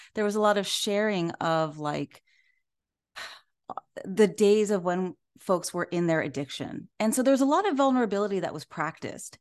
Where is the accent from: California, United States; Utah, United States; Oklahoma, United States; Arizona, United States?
California, United States; Orange County; I am from Orange County, California, in Southern California.